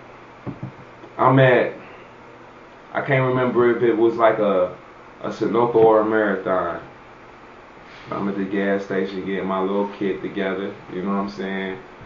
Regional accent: Cincinnati, Ohio, United States; I'm from Cincinnati

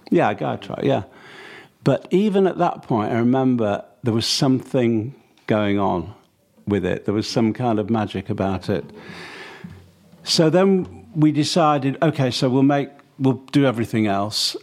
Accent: Manchester, North West England, United Kingdom; growing up in Manchester, sort of during my early teens

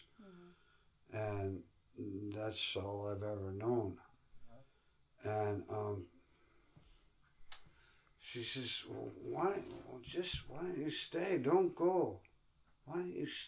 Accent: United States; I'm American

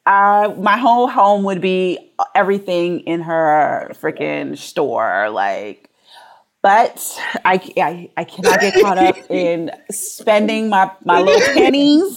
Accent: Houston, Texas, United States; I was raised in Houston

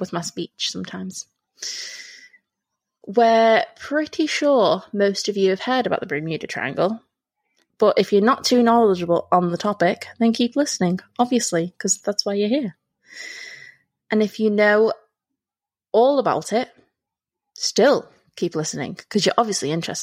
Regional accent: England, United Kingdom; we're English and we say hi to everyone

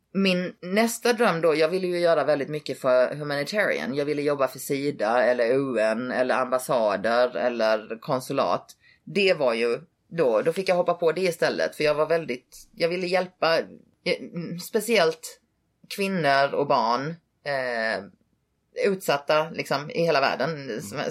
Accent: Halmstad, Halland County, Sweden; moved away as an adult; also born or lived in Hawaii; now in Las Vegas, United States; jag var uppväxt i Halmstad

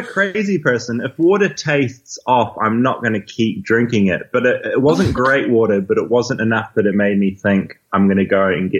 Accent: New Zealand; I'm a journalist from New Zealand.

